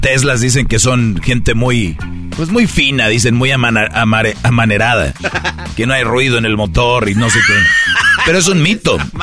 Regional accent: Monterrey, Nuevo León, Mexico; yo soy de Monterrey

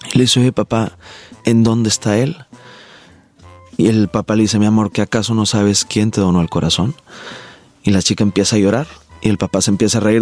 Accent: Monterrey, Nuevo León, Mexico; Soy de Monterrey, Nuevo León, regio y codo por nacimiento

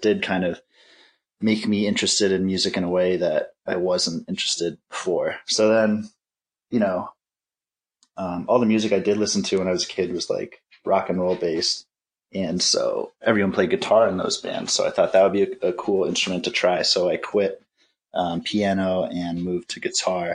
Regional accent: New Jersey, United States; moved away as an adult; also born or lived in Fort Collins, Colorado; now in Minneapolis, United States; I was born and raised in New Jersey

